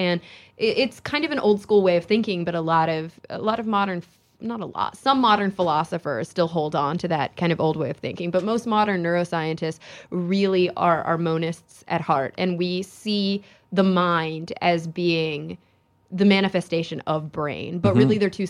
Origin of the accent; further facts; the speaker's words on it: Texas, United States; moved away; It was a really tough move for somebody who had been growing up in Texas.